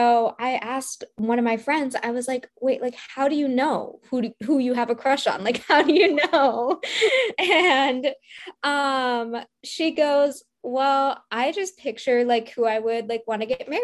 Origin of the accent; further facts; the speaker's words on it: Midwest, United States; I grew up in the Midwest and I grew up in a Desi household.